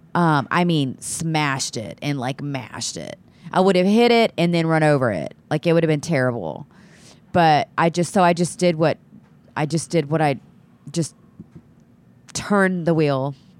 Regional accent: Texas City, Texas, United States; also born or lived in Austin, Texas; I'm from, live there now, but I'm from Texas City, uh, Texas

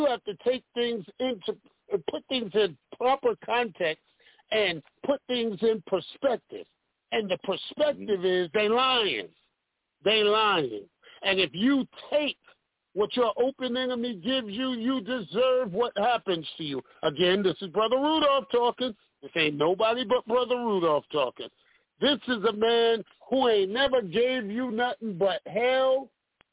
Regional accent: New York City, New York, United States; now in Detroit, United States; I'm from Brooklyn, New York. Bed-Stuy

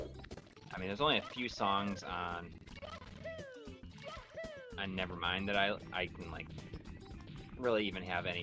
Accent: Jamestown, New York, United States; Yeah, in the southern here, I grew up in Jamestown.

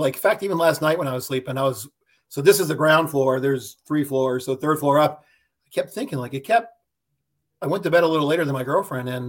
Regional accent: Ohio, United States; now in Charlottesville, United States; I'm originally from Ohio. And now I live in Charlottesville, Virginia.

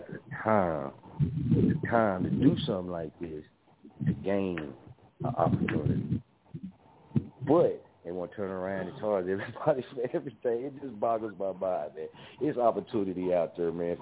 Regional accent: Muskogee, Oklahoma, United States; also born or lived in Wichita, Kansas; I'm from Muskogee, Oklahoma

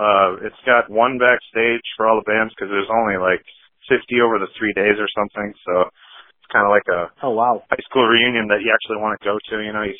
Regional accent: Neenah, Wisconsin, United States; now in Menasha, United States; my hometown of Nina

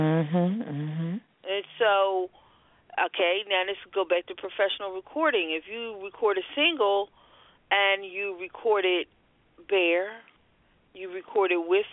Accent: Philadelphia, Pennsylvania, United States; I am born and raised Philadelphia, whether I sound like it or not

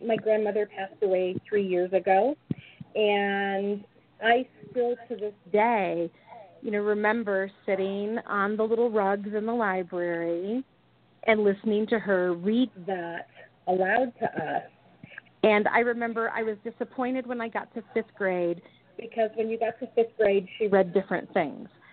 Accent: Michigan, United States; growing up in Michigan

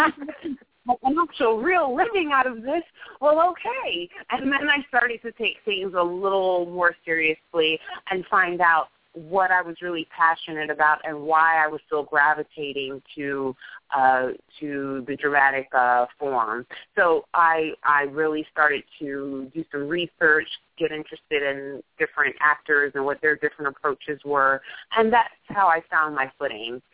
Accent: New York City, New York, United States; born and raised in New York, a, a, a Manhattanite through and through

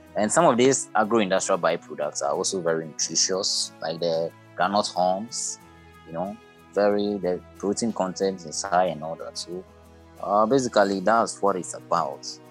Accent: Ghana; I'm from West Africa, Ghana to be precise

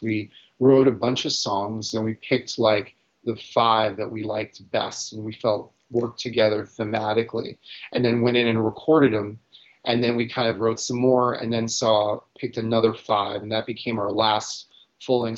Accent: New York City, New York, United States; growing up in New York

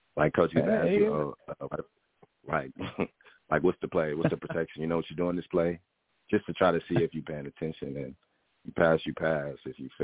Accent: New Orleans, Louisiana, United States; Probably like a Cajun, like Alfredo pasta with like crawfish tails in it, because we're from New Orleans.

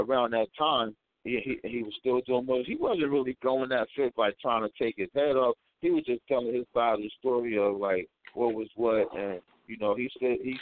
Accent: Irvington, New Jersey, United States; also born or lived in East Orange, New Jersey; I'm from Irvington, North, East Orange

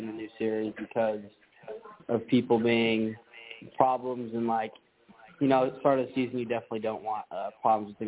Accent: Las Vegas, Nevada, United States; my hometown of Vegas

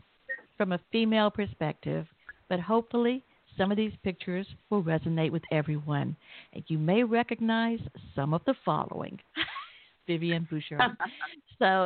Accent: Southern, Southern United States, United States; accent: Southern; you're doing quite well understanding my Southern accent

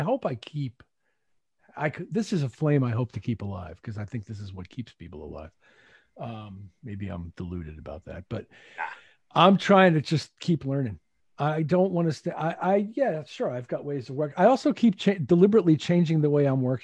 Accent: Bethpage, New York, United States; moved away as an adult; now in Connecticut, United States; I'm from Bethpage. I grew up, I was born and bred in Bethpage, went to high school there

